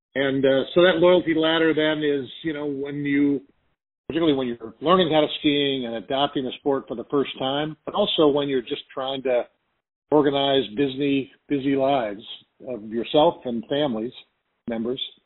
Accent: Arcadia, California, United States; I grew up in Arcadia, California, which is basically at the bottom of the mountain

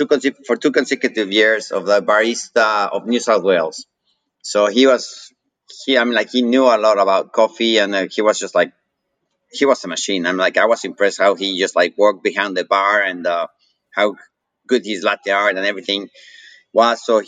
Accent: Mexico; accent: Mexican; moved away as an adult; also born or lived in Missouri, United States / Sydney, Australia / San Jose, United States; now in San Diego, United States; So we went back to Mexico. So basically, I have an accent because I grew up in Mexico. And it's a Mexican accent, besides the white looks that deceive everyone, right?

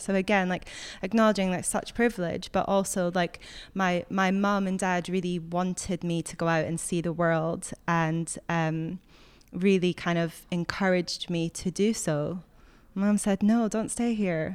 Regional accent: Scotland, United Kingdom; moved away

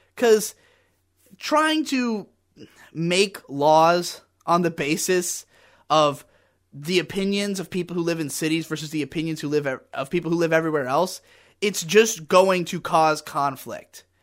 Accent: United States; I am as thoroughly American and white as you can possibly be

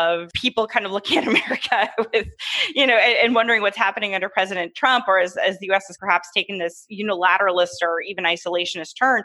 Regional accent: Canada; As the Canadian analyst

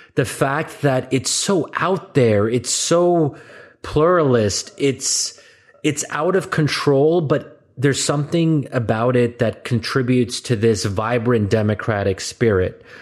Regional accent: United States; as an American

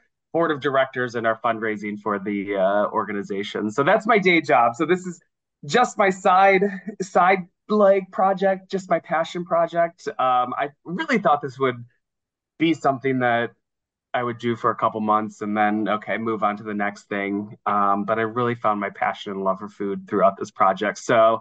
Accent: Ohio, United States; moved away as an adult; now in New York City, United States; I grew up in Ohio

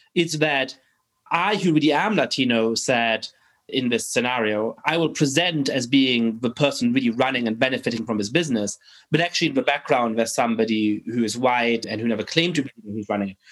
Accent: Germany; I grew up in Germany

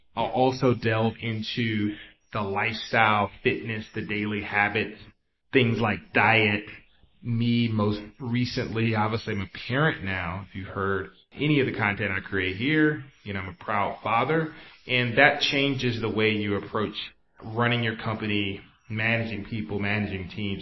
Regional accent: the South, United States; also born or lived in East Coast; now in San Francisco, United States; I'm from the South

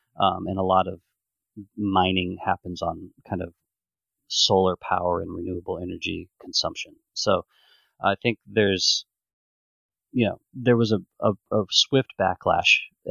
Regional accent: Omaha, Nebraska, United States; I'm originally from Omaha, Nebraska

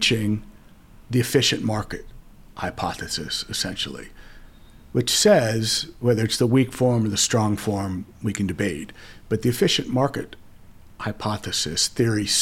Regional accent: Los Angeles, California, United States; I grew up in Los Angeles, traveled, worked in a few different cities, but came back

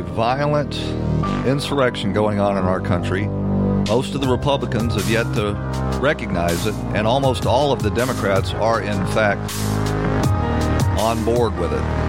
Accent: Atlanta, Georgia, United States; in Atlanta, my hometown

